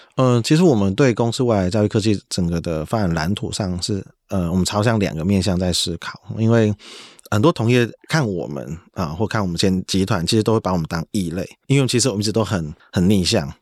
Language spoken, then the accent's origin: Chinese; southern Taiwan, Taiwan; 我慢慢感受到在我们南部这边的这种创业的氛围越来越多